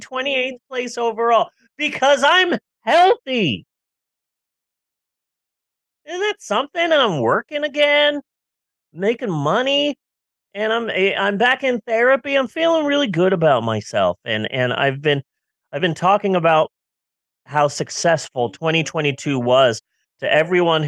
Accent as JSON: {"language": "English", "country": "United States", "said": "I am an American"}